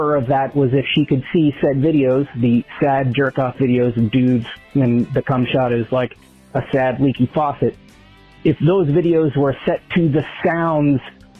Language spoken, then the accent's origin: English; New York, United States; I grew up in New York, and hearing that song reminds me of growing up.